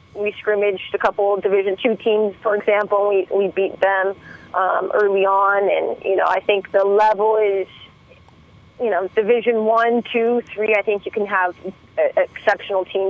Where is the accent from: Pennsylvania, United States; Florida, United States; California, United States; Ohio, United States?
California, United States; San Francisco; it's right next to my hometown. I'm from San Francisco